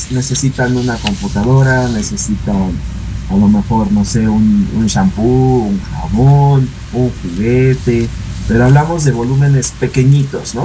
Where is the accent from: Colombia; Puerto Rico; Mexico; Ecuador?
Mexico; entre nosotros como mexicanos